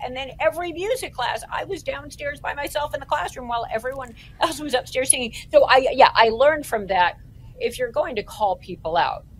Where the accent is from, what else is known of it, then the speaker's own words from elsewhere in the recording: Toronto, Ontario, Canada; another thing that happened while I was growing up in Toronto is we went to something called, my sister and I, Raven Ski Club.